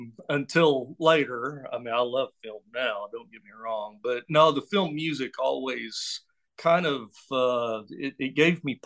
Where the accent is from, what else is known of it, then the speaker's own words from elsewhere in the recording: Oklahoma, United States; now in Hot Springs, United States; I was raised in Oklahoma. I'm an Okie